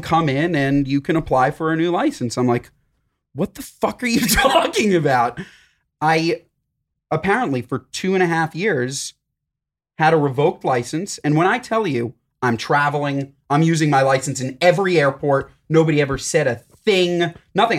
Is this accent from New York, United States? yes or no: yes; New York, United States; I'm from New York